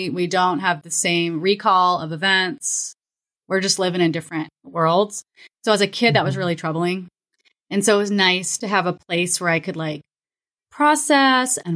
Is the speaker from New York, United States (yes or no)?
no; Florida, United States; also born or lived in Kansas; I'm from. We, I grew up in Florida and Kansas.